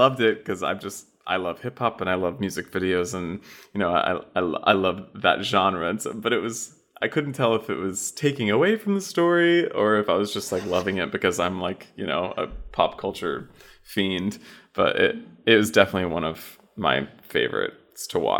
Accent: the South, United States; I have a little bit of that in my life growing up in the South.

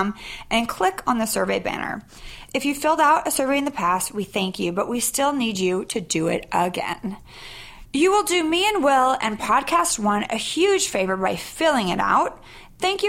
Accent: Sacramento, California, United States; I was Sac Town.

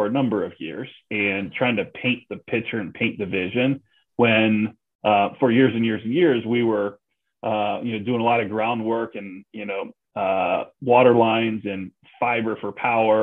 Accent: Cleveland, Ohio, United States; also born or lived in New Orleans / Chicago / San Francisco; my hometown Cleveland

